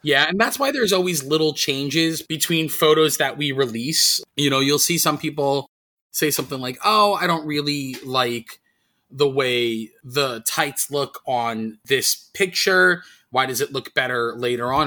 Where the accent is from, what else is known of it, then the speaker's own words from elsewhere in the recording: New York City, New York, United States; moved away; I'm born and raised in New York City.